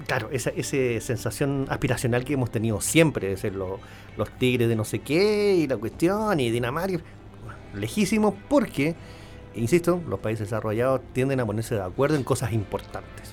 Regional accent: Chile; somos un país, somos todos chilenos

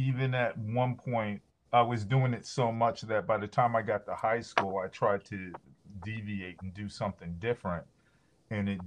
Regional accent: Scotch Plains, New Jersey, United States; also born or lived in Newark, New Jersey; I grew up in Scotch Plains, New Jersey

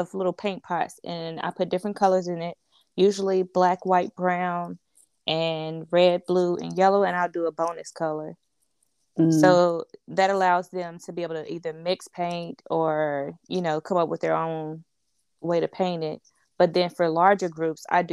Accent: Greensboro, North Carolina, United States; I'm from Greensboro, North Carolina

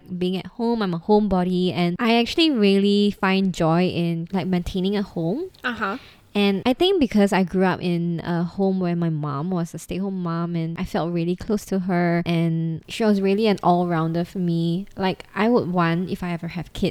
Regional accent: Singapore; it's safe, and I grew up here. I'm Singaporean

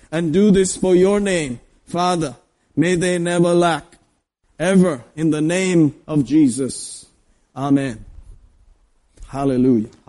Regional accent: Kerala, India; Well, I'm from Kerala. I'm quite

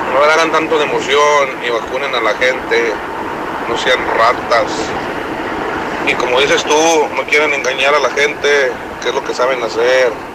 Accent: Aguascalientes, Mexico; now in Texas, United States; yo soy de Aguascalientes, vivo en Texas.

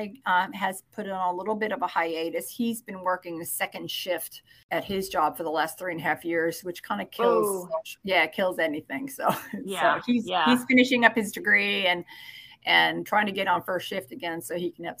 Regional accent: New York, United States; also born or lived in Northeast Mississippi; now in Mississippi, United States; growing up in New York, my mom put me in ballet when I was 3

